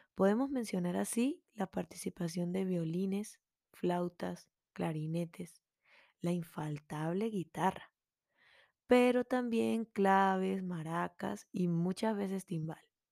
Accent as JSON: {"language": "Spanish", "country": "Venezuela", "said": "una músico melómana venezolana"}